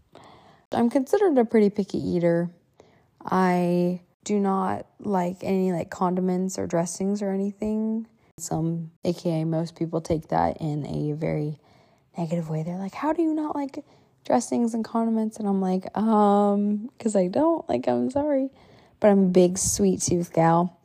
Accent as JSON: {"language": "English", "country": "United States", "tie": "born or raised there", "also_born_or_lived": "Huazhou, China / Guangzhou, China"}